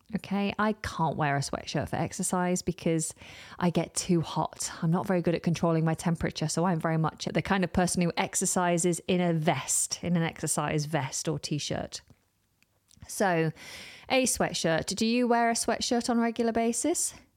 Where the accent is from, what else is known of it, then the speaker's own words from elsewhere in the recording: United Kingdom; within the U K, we more often in conversation refer